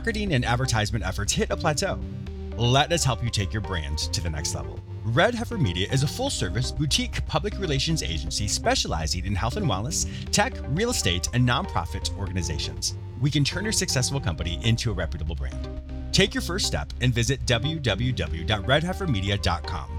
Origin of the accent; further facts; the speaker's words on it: United States; I as an American over here, I live in my little bubble